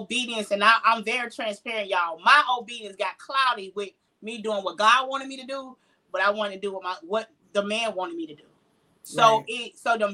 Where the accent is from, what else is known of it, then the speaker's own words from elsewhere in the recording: Jacksonville, Florida, United States; I am born and raised in Jacksonville. Duval County